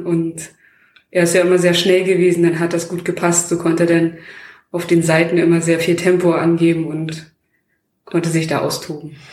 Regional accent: Bestensee, Brandenburg, Germany; bin ich halt in Bestensee groß geworden

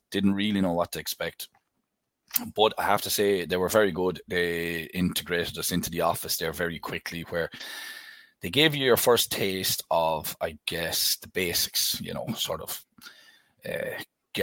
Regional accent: Bansha, Munster, Ireland; I grew up in Tipperary in Ireland and lived in a small little village called Bansha

